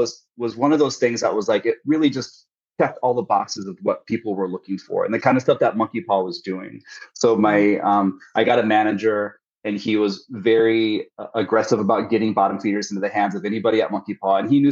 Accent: Midwest, United States; I'm from the Midwest. And so I have this like Midwest work ethic

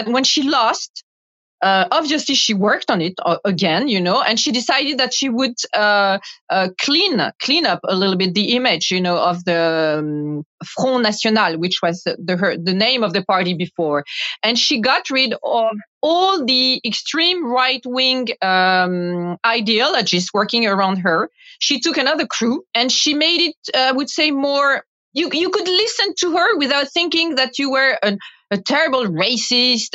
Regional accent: Paris, Île-de-France, France; English is a second language; my hometown, Paris

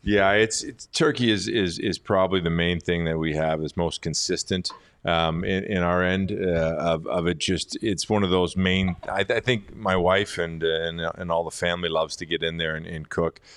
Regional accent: Richmond Hill, Ontario, Canada; moved away; I grew up in Richmond Hill.

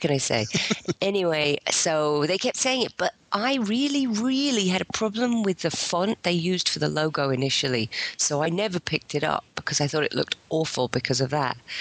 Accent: England, United Kingdom; I'm English and only partly American

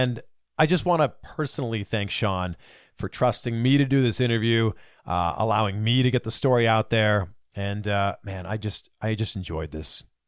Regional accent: Canada; I am Canadian.

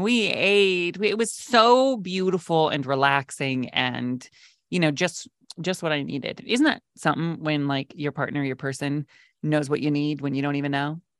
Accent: West Coast, United States; I grew up on the West Coast

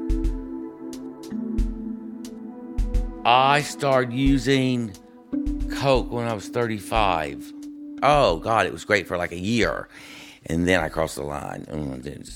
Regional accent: East Texas, United States; moved away; as a child growing up in East Texas

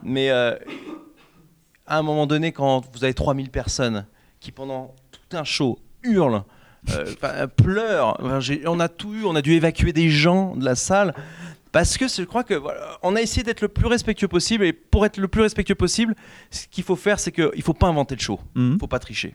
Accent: France; on est français

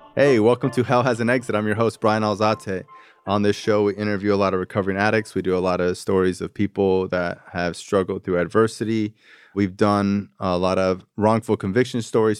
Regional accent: Florida, United States; I'm from Florida

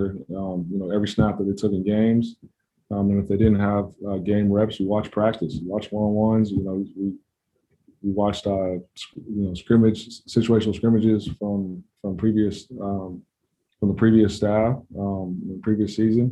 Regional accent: Denver, Colorado, United States; now in Kansas City, United States; I grew up in Denver

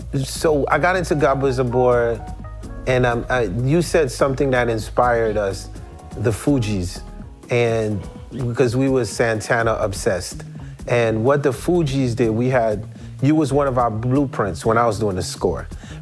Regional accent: Haiti; So for me, I came from Haiti after trying to become president of a country.

